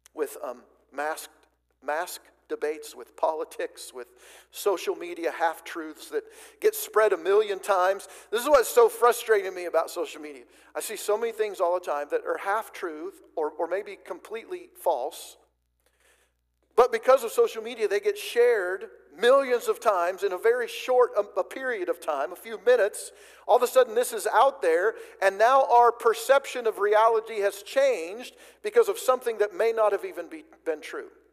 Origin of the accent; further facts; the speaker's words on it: White City, Oregon, United States; I grew up in Oregon. First 18 years of uh, my life was spent in south central Oregon, about 45 minutes or an hour or so from the California border